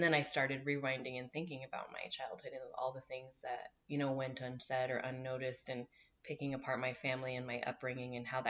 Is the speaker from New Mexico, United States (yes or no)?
yes; Albuquerque, New Mexico, United States; I grew up in Albuquerque, New Mexico, so it was predominantly Latino. My friends were mostly Latino.